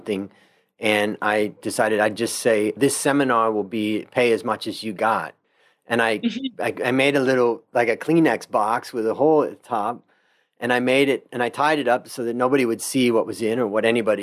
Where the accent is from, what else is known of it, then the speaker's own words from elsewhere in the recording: Ohio, United States; moved away as an adult; now in Thailand; a friend of mine that I grew up with when I grew up in Ohio